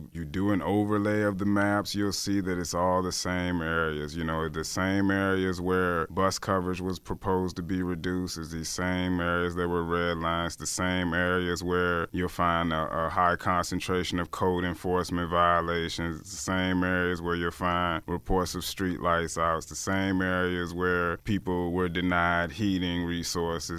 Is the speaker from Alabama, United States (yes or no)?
no; Richmond, Virginia, United States; I'm from Richmond